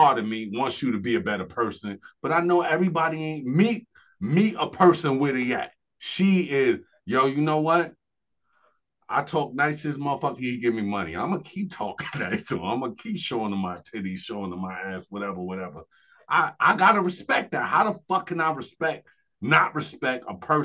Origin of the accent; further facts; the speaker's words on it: New York City, New York, United States; moved away as an adult; now in Buffalo, United States; I grew up in New York City